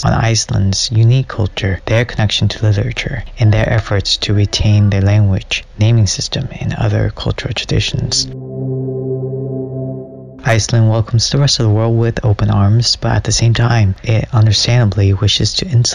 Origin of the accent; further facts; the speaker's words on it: California, United States; I am from California